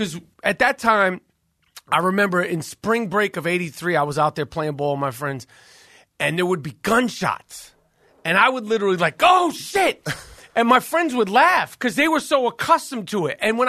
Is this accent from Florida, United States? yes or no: no; Manhattan, New York, United States; All right, I'm from Manhattan.